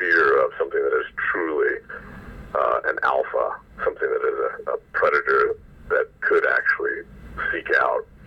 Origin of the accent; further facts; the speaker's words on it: Oregon, United States; so I grew up in Oregon in the shadow of Lewis and Clark